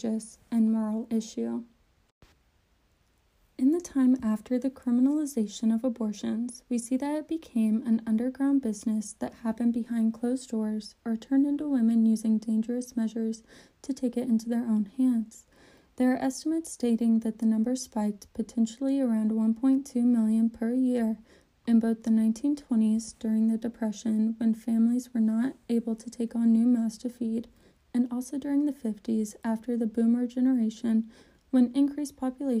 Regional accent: Georgia, United States; I'm from Georgia

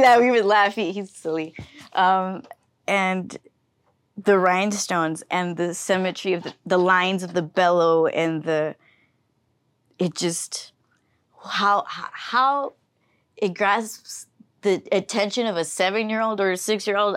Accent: Weslaco, Texas, United States; I was from Weslaco

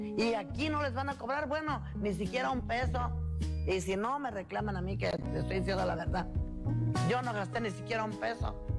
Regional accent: Zurumbeneo, Michoacán, Mexico; Soy de Surumbeneo, municipio de Charo

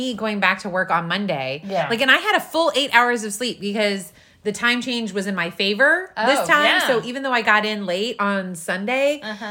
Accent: St. Louis, Missouri, United States; because I'm from St. Louis.

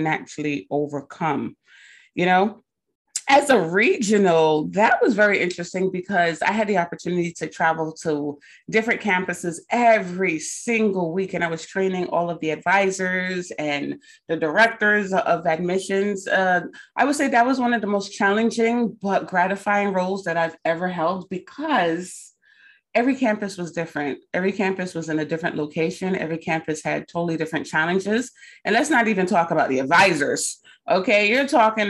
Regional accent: Barbados; moved away; I'm from Barbados originally. So sometimes your accent come out when you get real passionate about something.

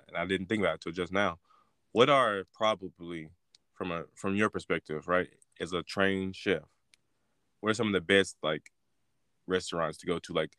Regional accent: Louisiana, United States; I grew up in Louisiana

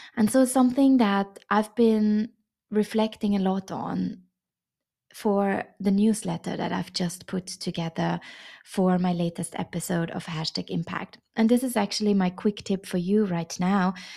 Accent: Vienna, Austria; moved away as an adult; also born or lived in China; how my reintegration in my hometown Vienna is going after 13 years abroad in China

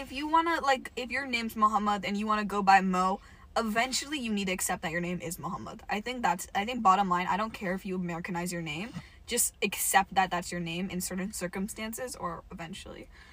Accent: California, United States; I'm Californian

